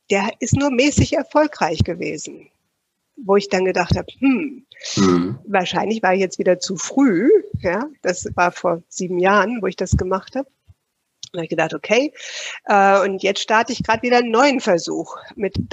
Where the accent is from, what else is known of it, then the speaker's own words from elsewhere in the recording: Switzerland; dass bei uns in der Schweiz, ich könnte jetzt gar nicht mal sagen, dass wir irgendwo diesen Schwerpunkt Vertrieb in dem, im Bachelorstudium zum Beispiel haben.